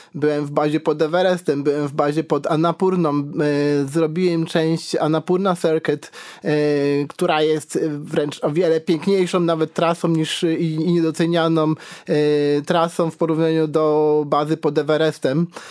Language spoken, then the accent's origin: Polish; Karkonosze, Lower Silesian Voivodeship, Poland; also born or lived in Wrocław; ja jestem z Karkonoszy